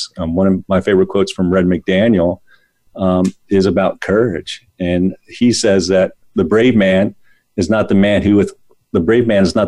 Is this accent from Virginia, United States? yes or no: yes; Northern Virginia, United States; when I grew up in Northern Virginia